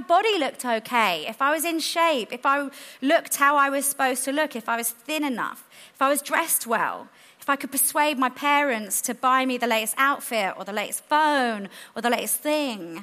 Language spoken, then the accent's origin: English; London, United Kingdom; Where I grew up in South London